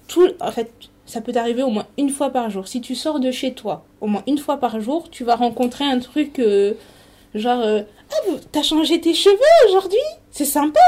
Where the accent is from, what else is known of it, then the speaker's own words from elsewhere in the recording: Paris region, Île-de-France, France; moved away; also born or lived in Canada; moi, je suis née en région parisienne et mes parents ont emménagé ici il y a quelques années.